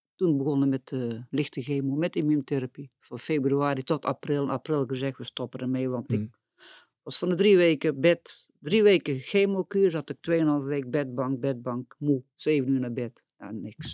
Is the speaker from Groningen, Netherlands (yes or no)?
no; Boxtel, North Brabant, Netherlands; ik kom uit Boksel